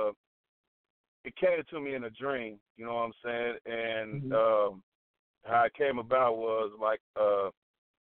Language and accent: English; Cincinnati, Ohio, United States; I'm from Cincinnati. I'm not from Cleveland